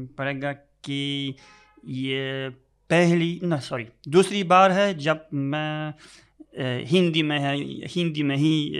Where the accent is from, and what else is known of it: Poland; first language Polish; Hindi is a second language; moved away; also born or lived in Delhi